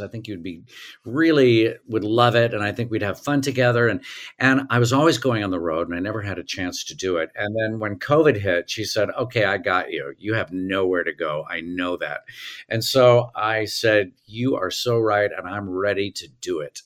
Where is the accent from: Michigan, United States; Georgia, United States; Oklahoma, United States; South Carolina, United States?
Oklahoma, United States; Tulsa; also born or lived in New York; now in Los Angeles, United States; I grew up in Tulsa, Oklahoma